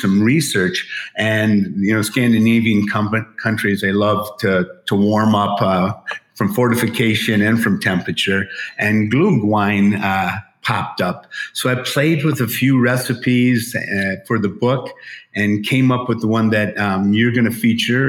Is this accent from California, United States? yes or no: no; Emporia, Michigan, United States; now in Las Vegas, United States; I grew up in Emporia, Michigan, at the Brass Row Bar